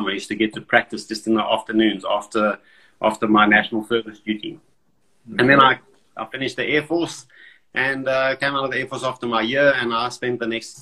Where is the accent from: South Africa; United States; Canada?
South Africa; growing up in South Africa